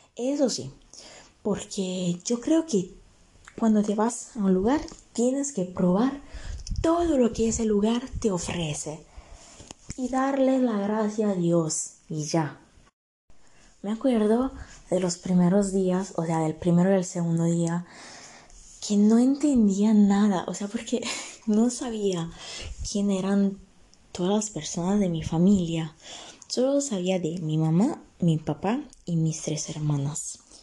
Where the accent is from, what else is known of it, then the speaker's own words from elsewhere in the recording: Italy; Spanish is a second language; Yo nací en Italia, vivo acá en Italia